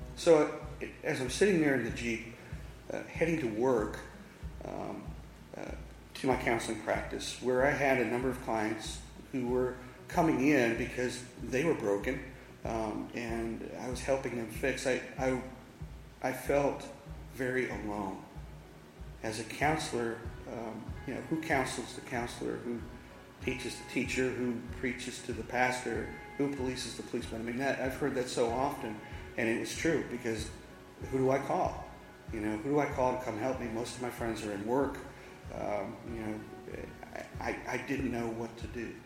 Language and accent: English; Massachusetts, United States; now in Charlotte, United States; I'm originally from Massachusetts. I came down 22 years ago